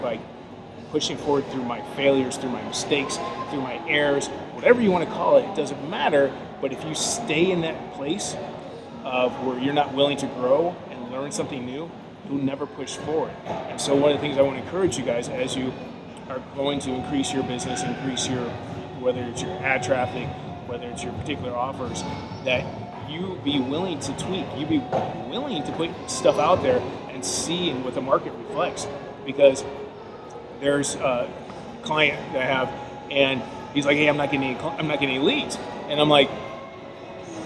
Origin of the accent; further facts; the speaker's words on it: Illinois, United States; moved away as an adult; also born or lived in California; I'm from Illinois